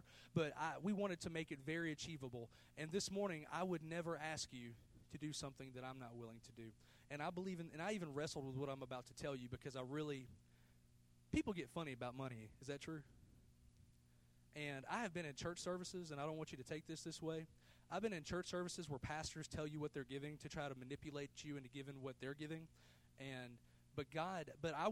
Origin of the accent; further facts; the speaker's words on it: United States; I was born in the United States of America